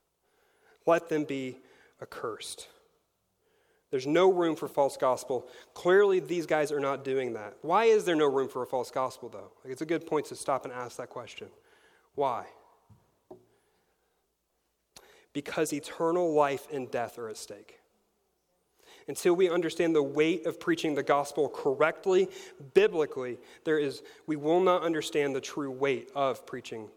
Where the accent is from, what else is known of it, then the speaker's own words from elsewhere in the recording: Missouri, United States; I am from Spokane, Missouri